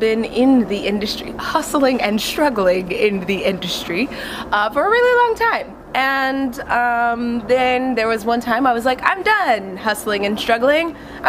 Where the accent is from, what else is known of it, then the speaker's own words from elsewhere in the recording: Texas, United States; moved away as an adult; now in Los Angeles, United States; I'm from Texas, from a small town in Texas, moved out.